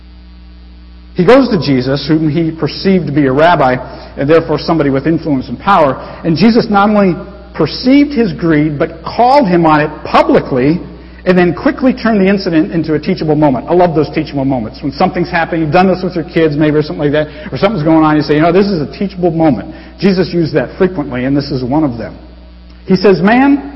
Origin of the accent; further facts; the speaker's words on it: United States; I'm American